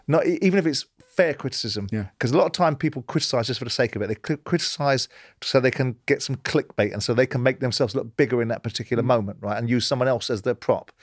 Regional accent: London, United Kingdom; moved away; I grew up in South London

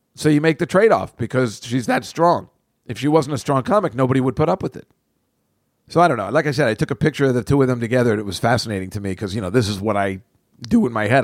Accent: New Jersey, United States; I grew up in Jersey.

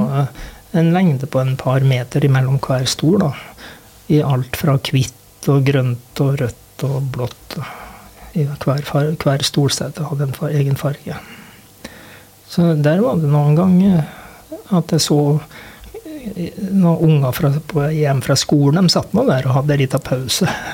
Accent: Sunndalsøra, Møre og Romsdal, Norway; moved away as an adult; also born or lived in Røros; now in Os, Norway; jeg kom jo fra Sunndalsøra

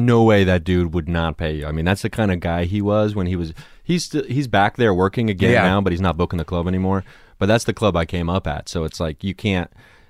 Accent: Dayton, Ohio, United States; I grew up in Ohio, yeah. Very Catholic family.

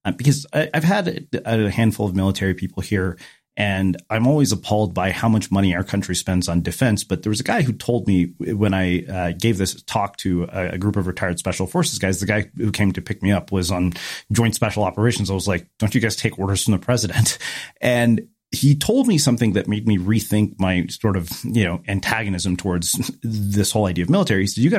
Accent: India; I'm Indian, man. You don't have to tell me that.

